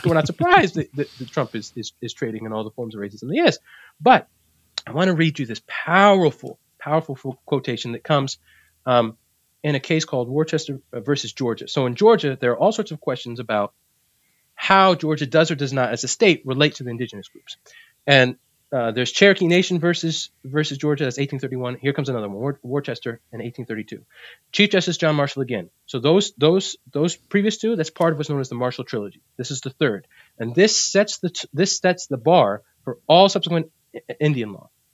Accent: Puerto Rico; I'm from Puerto Rico.

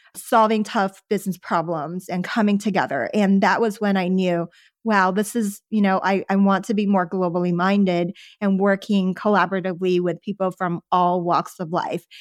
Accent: Houston, Texas, United States; English is a second language; moved away as an adult; also born or lived in Los Angeles; I grew up in Houston and then later Sherwin

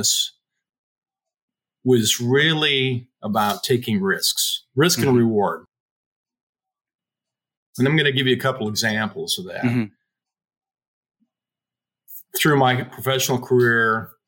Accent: Pocatello, Idaho, United States; moved away; I grew up in Pocatello, Idaho

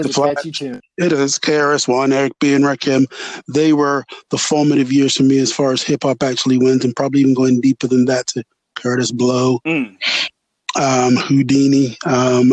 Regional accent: England, United Kingdom; growing up in England

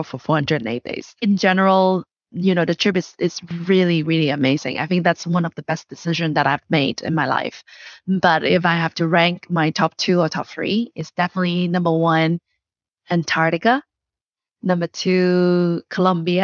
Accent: Guangdong, China; English is a second language; I was born and raised in South China, in Guangdong

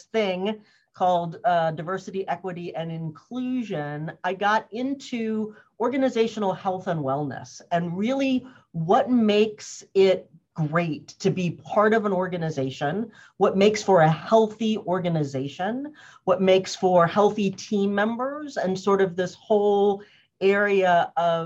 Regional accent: Cambridge, Massachusetts, United States; also born or lived in New Orleans, Louisiana; I was born in New Orleans, Louisiana, and I grew up in Cambridge, Massachusetts

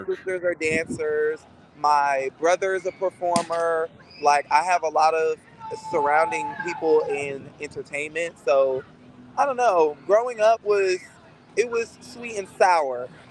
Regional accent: Fort Lauderdale, Florida, United States; now in Jacksonville, United States; I am from Fort Lauderdale, Florida

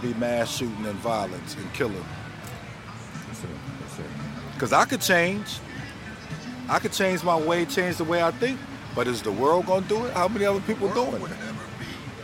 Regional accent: Buffalo, New York, United States; I'm from Buffalo

